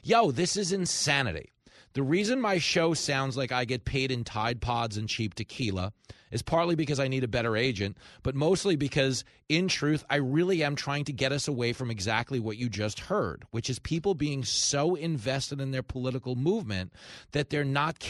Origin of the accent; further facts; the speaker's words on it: Long Island, New York, United States; I grew up on Long Island. As New Yorkers